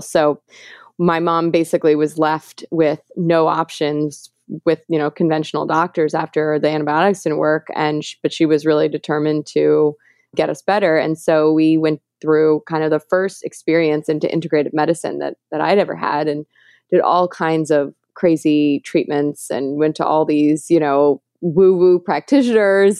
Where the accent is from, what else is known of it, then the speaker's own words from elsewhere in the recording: New York City, New York, United States; I grew up in New York City